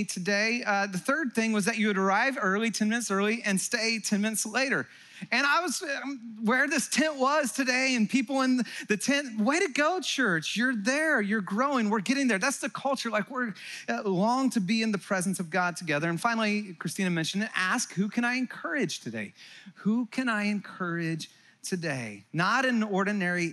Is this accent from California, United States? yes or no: yes; Santa Cruz, California, United States; also born or lived in Texas; I'm from Santa Cruz. It's in California